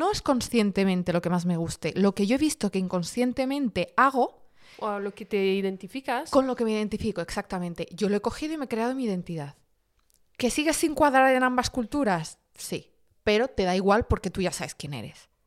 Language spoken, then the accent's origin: Spanish; Madrid, Community of Madrid, Spain; moved away as an adult; now in France; Y yo de Madrid. Ah, vale, pero ¿de dónde? ¿De qué origen? Español.